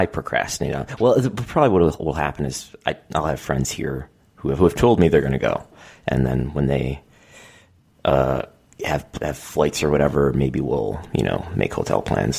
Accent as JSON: {"language": "English", "town": "North Tonawanda", "region": "New York", "country": "United States", "tie": "born or raised there", "said": "North Tonawanda, New York, which is my hometown."}